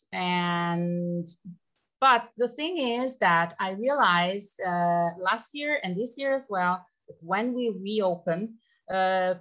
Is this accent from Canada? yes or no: no; Pisa, Tuscany, Italy; moved away as an adult; now in Trentino-Alto Adige, Italy; I'm from Tuscany, from the town of Pisa, which I think everybody knows because of the Leaning Tower